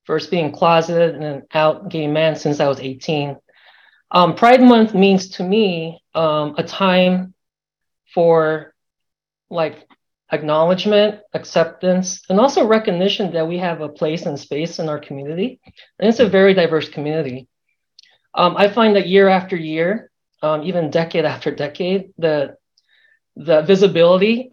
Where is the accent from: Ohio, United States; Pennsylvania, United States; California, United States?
California, United States; Southern; now in Georgia, United States; I was born and raised in Southern California in the suburbs